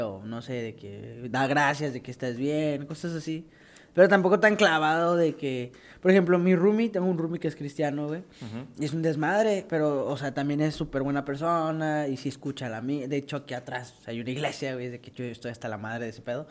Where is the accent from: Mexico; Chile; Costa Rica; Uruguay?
Mexico; moved away; soy de México y no he visto a mi familia